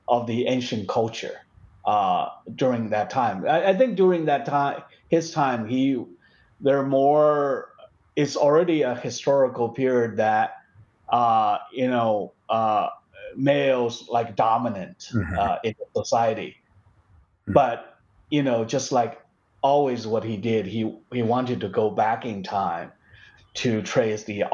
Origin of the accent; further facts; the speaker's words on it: China; moved away; in where I used to live, my hometown is part of the that valley of the Yangtze River.